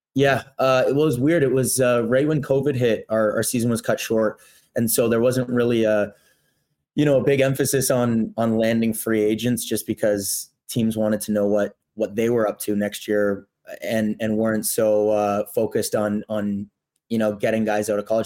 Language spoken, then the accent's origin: English; Toronto, Ontario, Canada; also born or lived in Burlington / Brooks; now in Winnipeg, Canada; I'm from Toronto originally